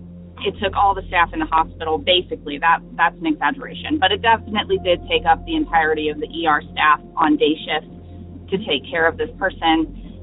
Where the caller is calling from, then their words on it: Northwest North Carolina, United States; This is …. I am calling from Northwest North Carolina.